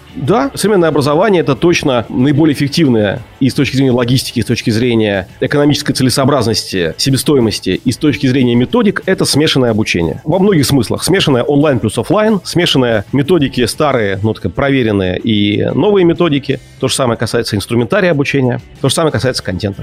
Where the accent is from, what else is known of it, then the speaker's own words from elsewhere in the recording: Saint Petersburg, Russia; как петербуржец